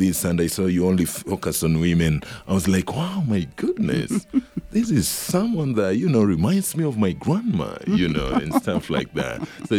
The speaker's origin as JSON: {"language": "English", "country": "Kenya", "moved": "yes", "lives_now": "Reno, United States", "said": "I'm back in Kenya, because I'm from Kenya."}